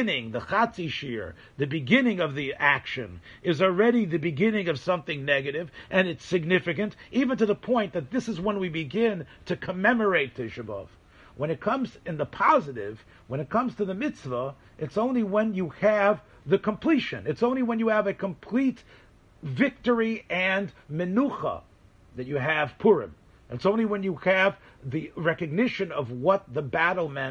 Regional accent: Memphis, Tennessee, United States; moved away; Memphis, Tennessee, which is where I'm from

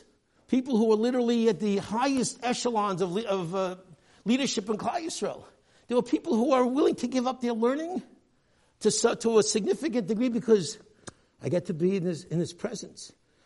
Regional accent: New York City, New York, United States; I grew up here in the Lower East Side, a community that did not look at all like the community when Rav Moshe Feinstein, his father, the Gadol Hadar, when he moved to the east side back in the 1930s

